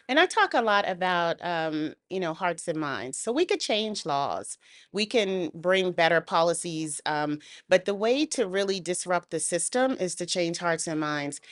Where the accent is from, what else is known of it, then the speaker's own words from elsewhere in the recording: United States; I'm a Black woman growing up in the United States